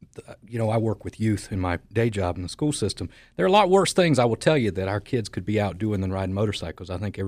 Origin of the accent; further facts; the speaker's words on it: Apex, North Carolina, United States; I remember growing up in Apex